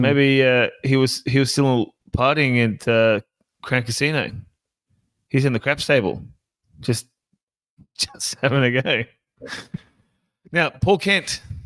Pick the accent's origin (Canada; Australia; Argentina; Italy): Australia; Sunshine Coast, Queensland; I was born in, born on the Sunshine Coast